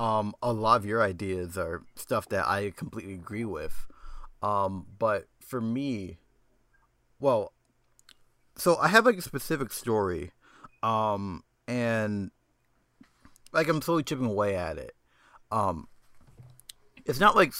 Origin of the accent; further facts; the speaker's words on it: Atlanta, Georgia, United States; now in New York, United States; me growing up in Atlanta